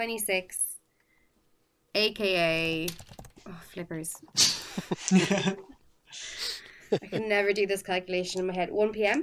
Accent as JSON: {"language": "English", "country": "Ireland", "said": "as an Irish person."}